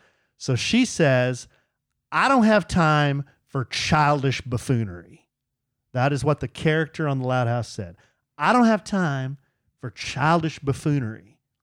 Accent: Wichita Falls, Texas, United States; also born or lived in Illinois / Georgia / California; So from the time I was a fetus mm-hmm. in Illinois mm-hmm. to growing up in Georgia, California, North Texas, going to grade school in Wichita Falls, high school in Burke Burnett.

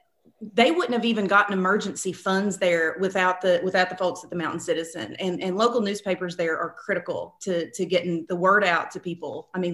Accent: Tomahawk, Kentucky, United States; I'm from Martin County. I'm from Tomahawk

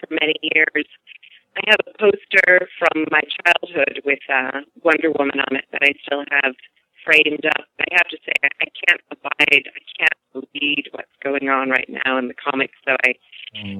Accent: New York, United States; accent: New York; Can't you tell from my accent? I'm a New Yorker

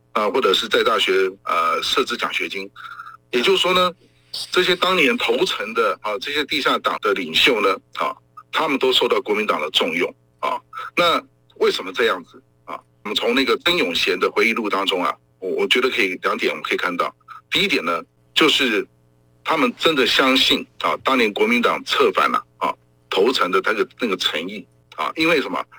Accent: Taiwan; 我们台湾人反抗国民党的专制统治

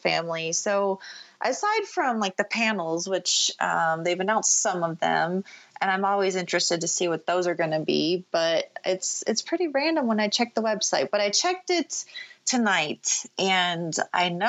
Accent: Florida, United States; I grew up in Florida, so I grew up going to Disney World

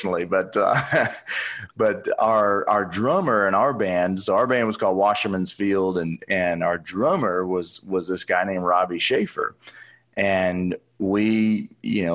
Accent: Oklahoma City, Oklahoma, United States; So I grew up in Oklahoma City, went to the University of Oklahoma.

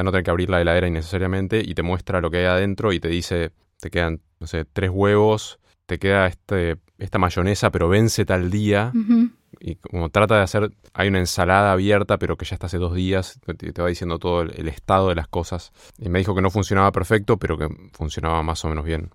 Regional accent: Buenos Aires, Argentina; moved away; also born or lived in United States; tiene mi mismo acento y sabemos dónde queda Cabildo Juramento

